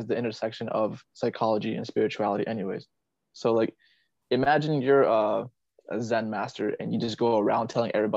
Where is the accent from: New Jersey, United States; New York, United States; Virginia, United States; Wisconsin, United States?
Virginia, United States; also born or lived in Vietnam; Here in my hometown in Virginia